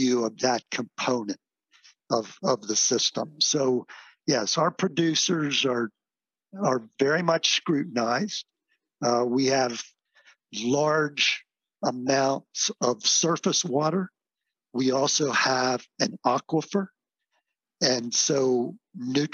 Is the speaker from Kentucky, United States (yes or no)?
no; Pennsylvania, United States; now in Florida, United States; I come from Pennsylvania, alfalfa, corn silage. That was what it was all about for us and on our dairy farm.